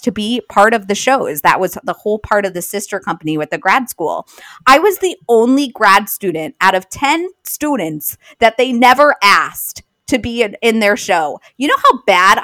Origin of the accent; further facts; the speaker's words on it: Long Island, New York, United States; I grew up on Long Island